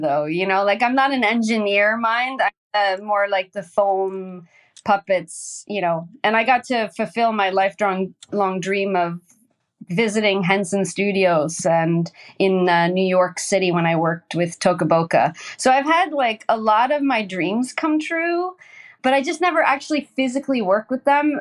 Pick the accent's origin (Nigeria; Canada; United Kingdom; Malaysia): Canada; Hamilton, Ontario; moved away as an adult; also born or lived in Sweden; now in Stockholm, Sweden; I was born in a place called Dundas, Ontario. Well, Hamilton, Ontario, steel town